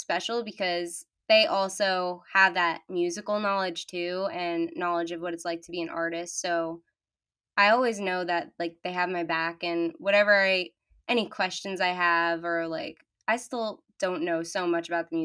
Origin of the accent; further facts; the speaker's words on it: Long Island, New York, United States; I'm 17 and I'm from Long Island